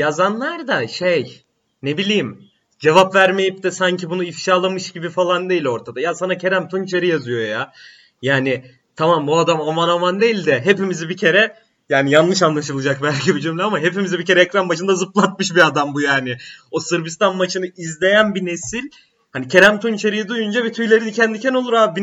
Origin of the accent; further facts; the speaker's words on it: Black Sea Region, Turkey; bir Karadenizli olarak